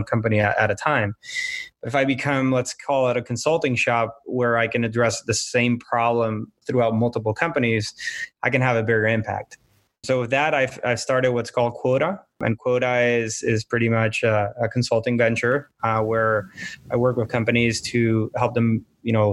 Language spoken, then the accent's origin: English; Puerto Rico; now in Miami, United States; I'm from Puerto Rico